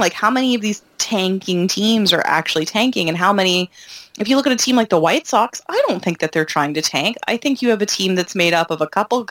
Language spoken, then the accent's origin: English; Canada; being Canadian